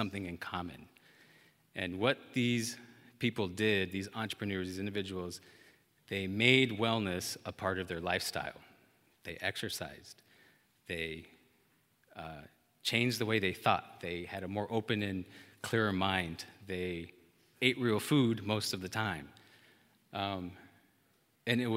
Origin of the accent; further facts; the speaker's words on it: Amarillo, Texas, United States; moved away as an adult; also born or lived in Dallas, Texas; I had just left my hometown, born and raised Amarillo, Texas, to move to the city of Dallas